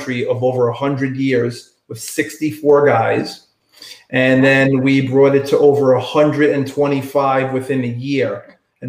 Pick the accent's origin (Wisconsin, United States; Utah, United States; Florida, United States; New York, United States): New York, United States; New York City; I grew up in Staten Island, New York